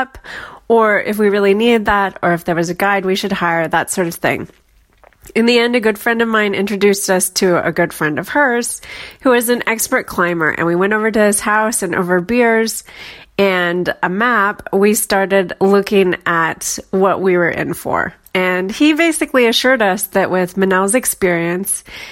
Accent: Oregon, United States; I'm from Oregon. I grew up there

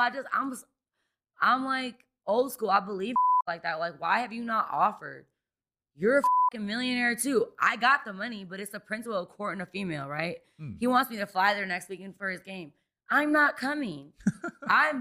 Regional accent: Detroit, Michigan, United States; now in Las Vegas, United States; I grew up in Detroit, Michigan. That's where I grew up.

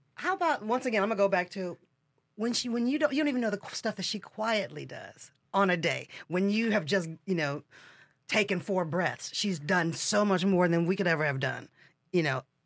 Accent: Michigan, United States; I am a girl from Michigan. I'm from mid, you know, middle America

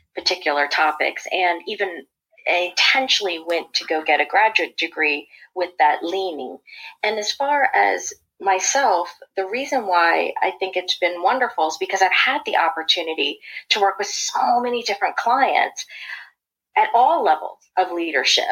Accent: Washington, District of Columbia, United States; moved away as an adult; also born or lived in Raleigh-Durham area, North Carolina; now in Research Triangle Park area, North Carolina, United States; I was born and raised in the Washington, D.C. area, I lived there for more than 40 years.

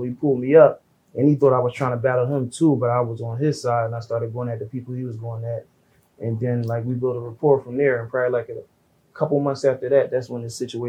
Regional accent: Philadelphia, Pennsylvania, United States; I'm originally from West and I moved down north.

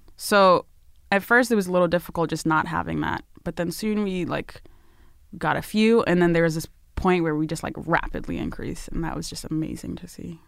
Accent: Northern Virginia, United States; also born or lived in Ethiopia; I was born in Ethiopia, but I grew up mostly in the Northern Virginia, D C area.

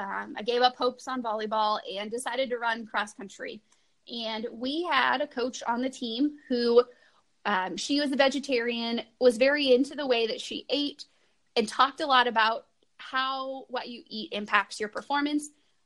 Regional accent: Iowa, United States; Southeast Iowa. So same

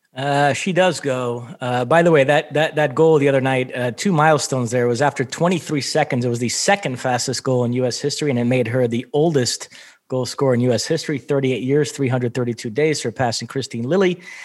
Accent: Brazil; moved away; also born or lived in Michigan; born and raised in Brazil, so huge soccer fan

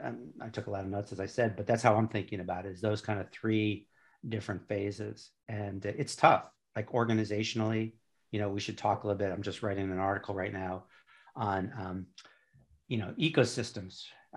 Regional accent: California, United States; I tell people I grew up on Highway 101, where all these Silicon Valley tech companies are

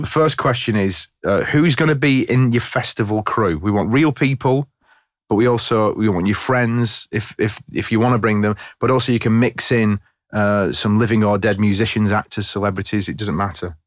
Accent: Leigh, North West England, United Kingdom; I come from Lee, Lancashire

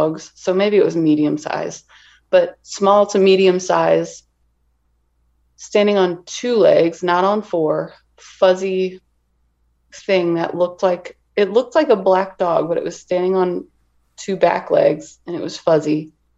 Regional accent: near St. Louis, southern Illinois, United States; moved away; I am originally from Illinois, a little town, probably about 30 minutes outside of St. Louis, Missouri.

